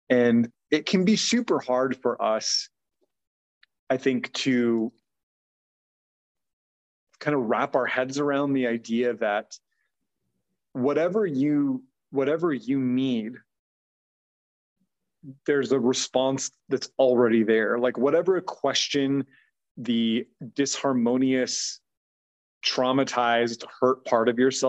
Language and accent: English; United States; mostly as American folks